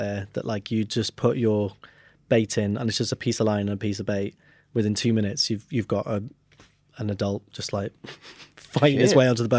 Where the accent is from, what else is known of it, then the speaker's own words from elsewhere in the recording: Wales, United Kingdom; Because I'm Welsh, that's it.